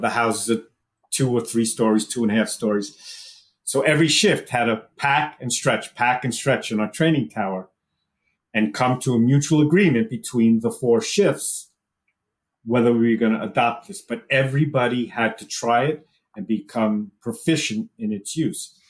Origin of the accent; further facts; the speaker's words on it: New York, United States; moved away as an adult; also born or lived in Wallingford, Connecticut; I came from New York originally